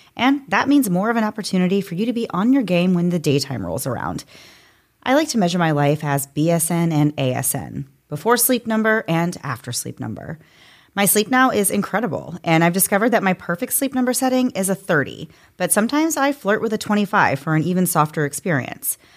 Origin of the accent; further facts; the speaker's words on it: Florida, United States; you and I have both grown up I think, in Florida in the South